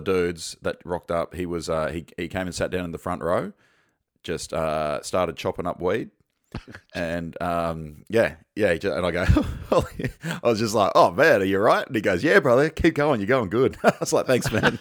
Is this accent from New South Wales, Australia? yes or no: no; Sunshine Coast, Queensland, Australia; I'm from the Sunshine Coast